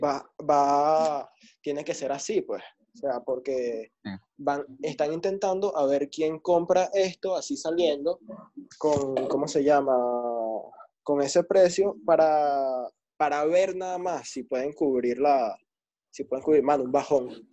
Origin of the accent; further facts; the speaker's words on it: Venezuela; los venezolanos, somos de Venezuela